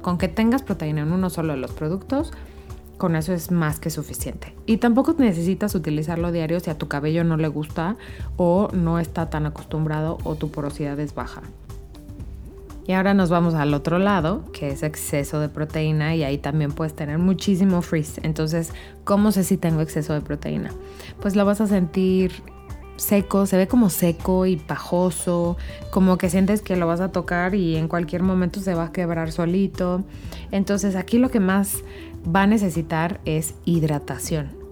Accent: Querétaro, Mexico; Yo soy de Querétaro

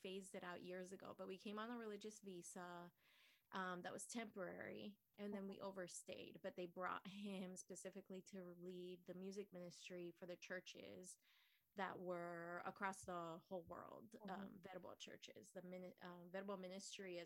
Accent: Nicaragua; moved away; So I was born in Nicaragua

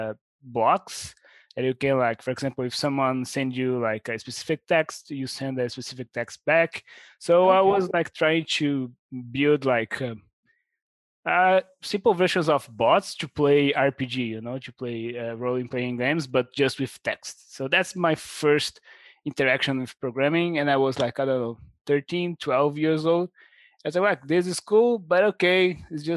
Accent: Brazil; I'm from Brazil.

